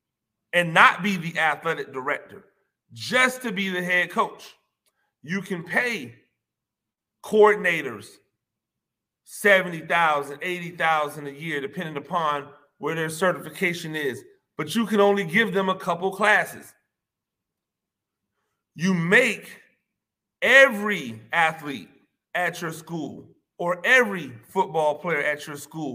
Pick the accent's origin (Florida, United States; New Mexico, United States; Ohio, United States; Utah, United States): Florida, United States; Tampa; now in Georgia, United States; I'm from Tampa. I don't even live in Florida anymore. I live in Georgia